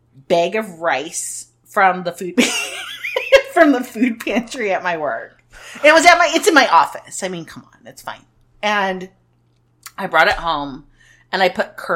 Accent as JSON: {"language": "English", "country": "United States"}